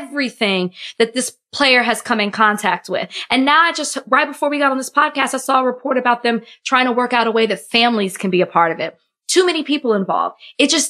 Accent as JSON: {"language": "English", "region": "Texas", "country": "United States", "said": "I'm from Texas"}